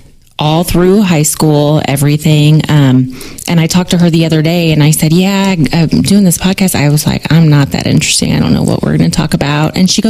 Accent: Springfield, United States; I was raised in Lake Town

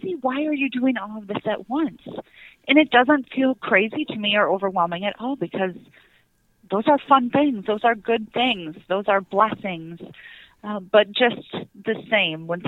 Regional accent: South Dakota, United States; I grew up in South Dakota

